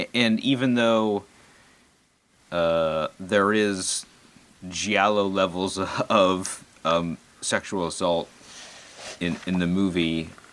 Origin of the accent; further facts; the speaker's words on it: United States; being an American